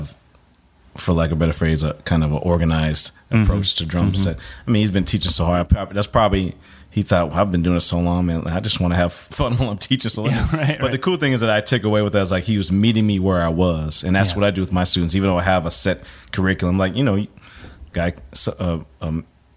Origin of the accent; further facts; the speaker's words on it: Bay Area, California, United States; moved away as an adult; also born or lived in San Francisco / New Jersey / Nashville; I was born in San Francisco, and then we moved to the other side of the Bay. I basically grew up in the southern tip of the Bay Area, which was halfway between San Jose and Oakland